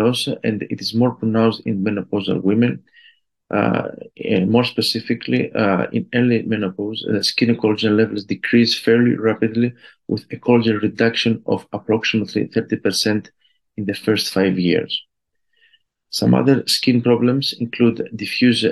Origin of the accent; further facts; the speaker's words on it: Greece; I am an endocrinologist from Greece